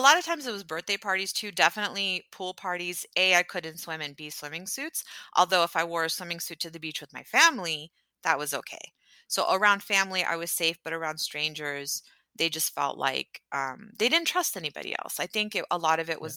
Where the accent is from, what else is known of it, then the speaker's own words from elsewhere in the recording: Houston, Texas, United States; where are you from? And I was like, Houston. And she's like, Where's your family from? I said, Pakistan.